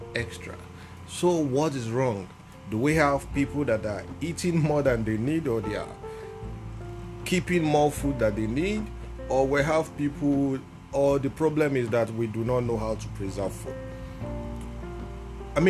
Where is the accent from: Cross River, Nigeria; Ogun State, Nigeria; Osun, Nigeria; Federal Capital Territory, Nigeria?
Ogun State, Nigeria; I am from Ogun State, Nigeria